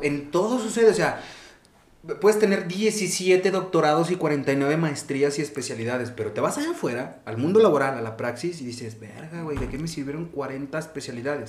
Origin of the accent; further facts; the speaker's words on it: Zacatecas, Mexico; moved away; also born or lived in Barcelona, Spain; yo salí de Zacatecas. Yo viví cuatro años y pico en España